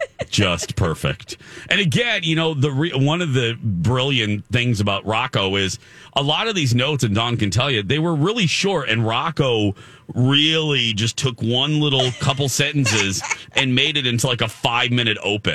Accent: Michigan City, Indiana, United States; in Michigan City, Indiana, in my hometown.

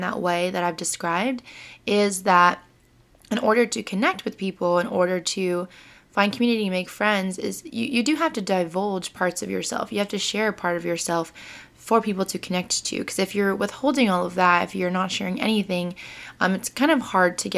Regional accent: United States; People know that I'm Vietnamese American

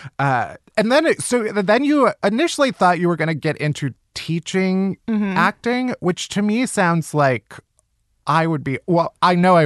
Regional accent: Midwest, United States; I'm a Midwesterner.

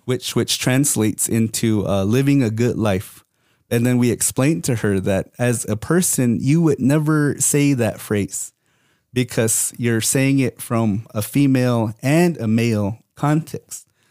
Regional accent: Third Mesa, Hopi Reservation, Arizona, United States; I'm from Third Mesa.

